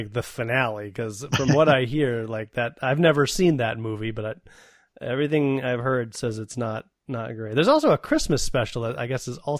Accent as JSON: {"language": "English", "town": "Madison", "region": "Wisconsin", "country": "United States", "said": "my parents, we came from Madison, which was a capital city, right? So we had TV channels."}